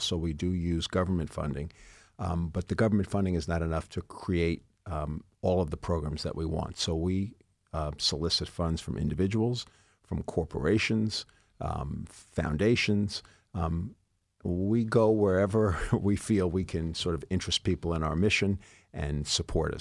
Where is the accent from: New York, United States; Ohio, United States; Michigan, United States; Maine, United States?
New York, United States; New York City; also born or lived in Mount Vernon, New York; I grew up in the Bronx and in Mount Vernon